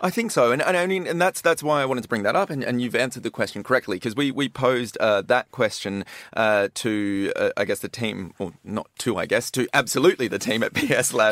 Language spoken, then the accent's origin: English; Perth, Western Australia, Australia; I'm from Perth on the west coast